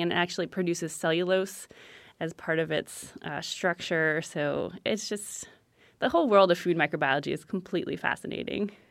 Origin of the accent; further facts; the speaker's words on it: San Francisco, California, United States; I'm from San Francisco